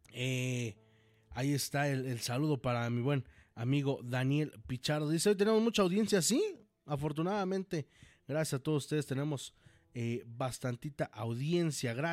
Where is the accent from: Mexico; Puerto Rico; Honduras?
Mexico; Guadalajara, Jalisco; Y sí, soy, soy tapatía.